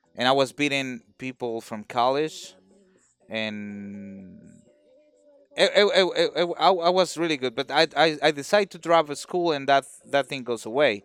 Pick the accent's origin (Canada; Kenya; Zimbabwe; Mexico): Mexico; now in United States; I'm in the United States, but I'm, I'm, I'm from Mexico